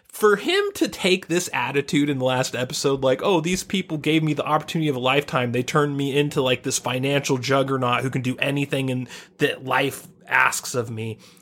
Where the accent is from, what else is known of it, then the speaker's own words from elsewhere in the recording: United States; We grew up in the United States of America